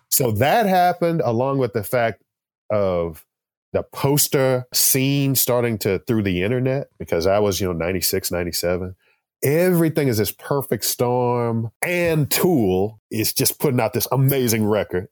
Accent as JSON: {"language": "English", "region": "Texas", "country": "United States", "tie": "born or raised there", "said": "I grew up here in Texas"}